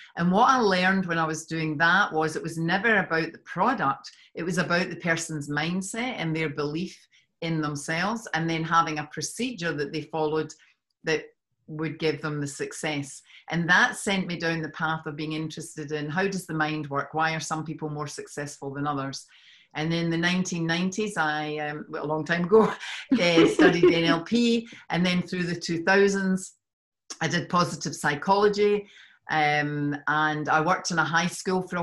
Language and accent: English; Scotland, United Kingdom; now in Australia; I'm from Scotland